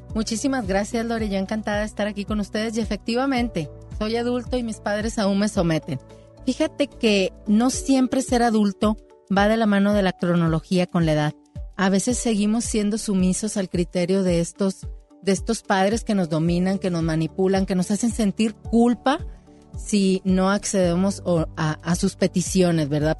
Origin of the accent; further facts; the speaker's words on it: Monclova, Coahuila, Mexico; moved away; yo soy foránea, yo soy de Monclova